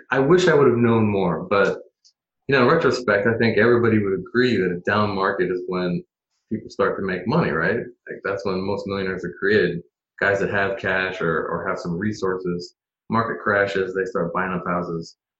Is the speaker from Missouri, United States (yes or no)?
no; Portland, Oregon, United States; also born or lived in Eugene, Oregon; I'm born and raised Portlander. I'm one of the originals.